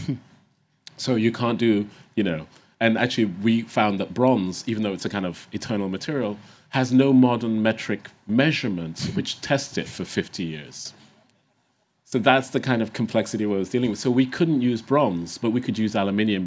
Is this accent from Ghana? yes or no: yes; Ghana; growing up in Ghana and the continent.